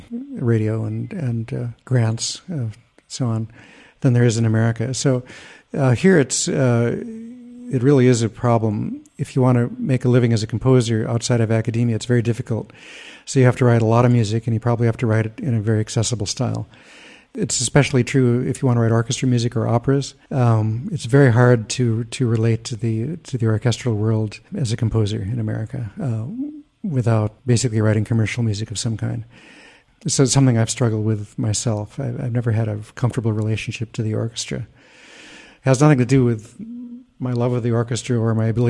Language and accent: English; United States; as an American